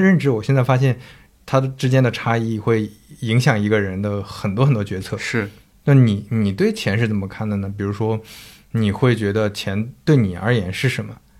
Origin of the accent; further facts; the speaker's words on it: northern China, China; moved away; also born or lived in Zhejiang; 我是一个北方人，然后我在浙江那边生活